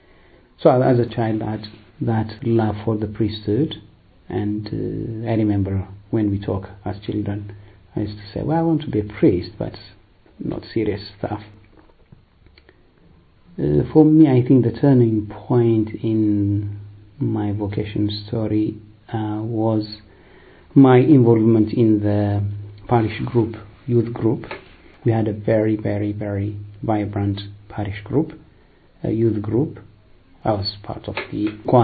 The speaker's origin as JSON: {"language": "English", "region": "Addis Ababa", "country": "Ethiopia", "tie": "born or raised there", "also_born_or_lived": "Eritrea", "moved": "as an adult", "lives_now": "London, United Kingdom", "said": "I'm originally from Eritrea. I was born in Ethiopia, raised in Ethiopia, in the capital Addis Ababa"}